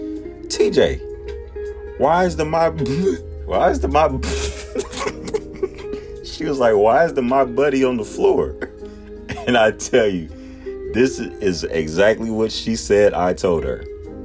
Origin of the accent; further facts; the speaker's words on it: Texas, United States; also born or lived in Milwaukee, Wisconsin; me and my sister was born and raised in Milwaukee. Wisconsin. My sister's 3 years older than me, but we started school. My mom and my dad got married. They moved down to Texas, and we started school down here.